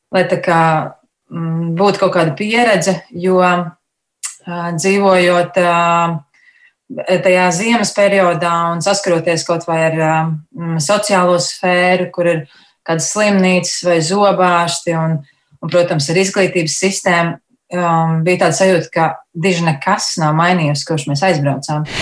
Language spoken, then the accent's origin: Latvian; Latvia; moved away; mēs esam latvieši